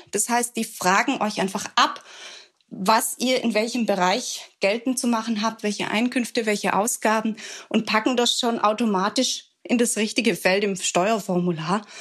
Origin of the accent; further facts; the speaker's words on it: Swabia, Germany; Ich bin ja als Schwäbin zur Sparsamkeit erzogen